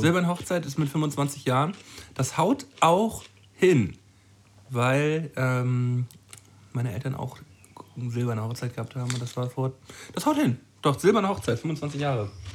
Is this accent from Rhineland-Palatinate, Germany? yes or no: no; Flensburg, Schleswig-Holstein, Germany; meine Heimatstadt